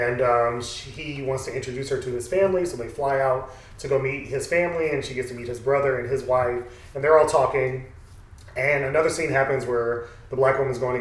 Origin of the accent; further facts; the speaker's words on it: Atlanta, Georgia, United States; I'm from Atlanta, been here my whole life